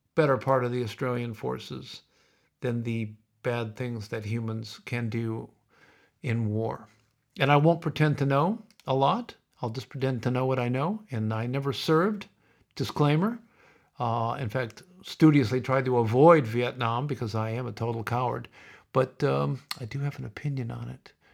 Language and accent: English; Sioux City, Iowa, United States; growing up in Sioux City